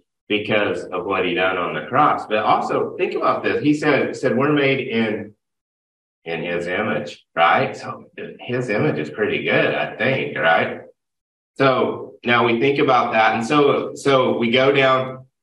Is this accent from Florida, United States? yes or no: no; Oklahoma, United States; moved away; I grew up in Oklahoma